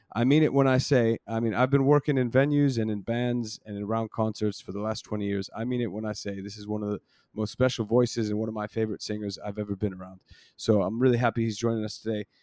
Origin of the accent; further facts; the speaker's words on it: United States; moved away as an adult; now in London, United Kingdom; I'm born and raised in the States